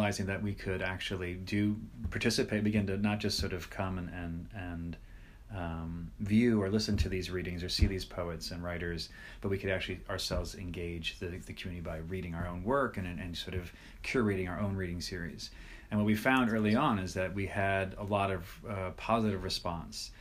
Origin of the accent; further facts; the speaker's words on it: St. Louis, Missouri, United States; moved away as an adult; also born or lived in Iowa; So I'm originally from St. Louis. I was born and raised there